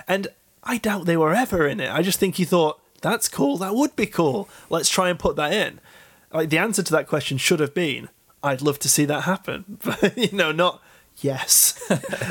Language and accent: English; United Kingdom; I'm a British man